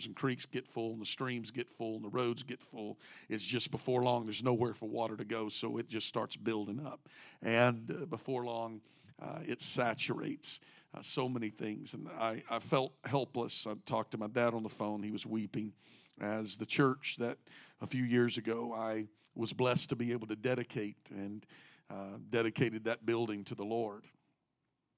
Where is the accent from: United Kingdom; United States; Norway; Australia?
United States; moved away; I grew up in a small town about 60 miles off the Gulf, about 2.5 hours from Houston